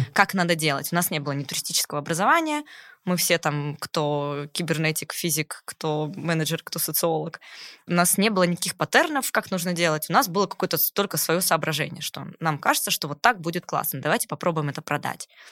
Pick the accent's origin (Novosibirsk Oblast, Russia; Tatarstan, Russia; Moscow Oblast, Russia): Novosibirsk Oblast, Russia; Novosibirsk; moved away; Я из Новосибирска, ну, вообще. Ага. Э, гордый сибиряк